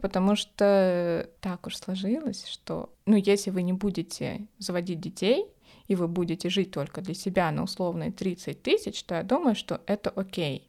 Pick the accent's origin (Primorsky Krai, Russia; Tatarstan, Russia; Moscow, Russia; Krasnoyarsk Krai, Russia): Moscow, Russia; я москвичка, и у меня есть квартира ещё